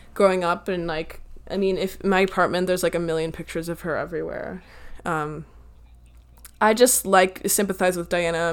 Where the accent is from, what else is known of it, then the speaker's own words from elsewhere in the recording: United States; I'm American